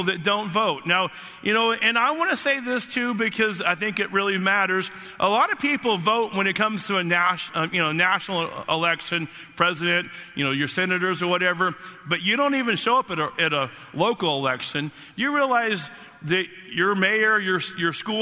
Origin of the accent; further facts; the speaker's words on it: United States; I was born in the United States of America